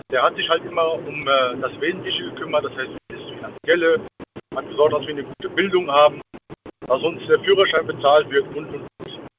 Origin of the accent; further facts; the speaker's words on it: Michelstadt, Hesse, Germany; Ich bin aus der Nähe vom Odewald, Michelstadt.